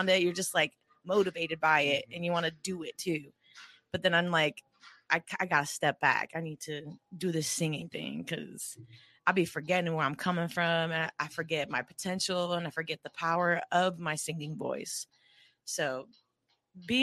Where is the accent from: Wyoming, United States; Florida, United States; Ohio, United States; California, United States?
California, United States; Oceanside; also born or lived in Escondido, California; growing up in Oceanside